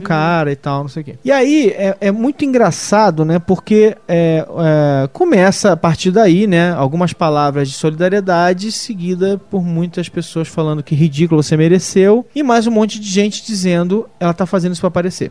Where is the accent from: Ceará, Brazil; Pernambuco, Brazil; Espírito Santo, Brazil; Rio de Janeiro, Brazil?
Rio de Janeiro, Brazil; now in São Paulo, Brazil; eu sou carioca